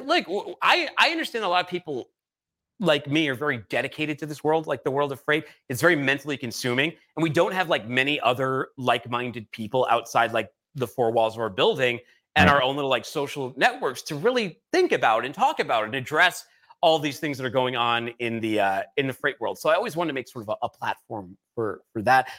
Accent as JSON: {"language": "English", "town": "Boston", "region": "Massachusetts", "country": "United States", "also_born_or_lived": "California", "moved": "as an adult", "lives_now": "Chattanooga, United States", "said": "I'm from Boston"}